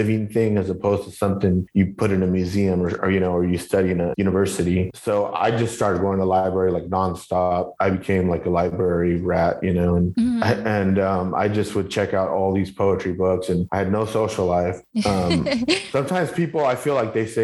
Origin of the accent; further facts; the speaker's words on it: Northern Orange County and Southeast LA, California, United States; also born or lived in Southeast Los Angeles, California; I grew up in Northern Orange County and then Southeast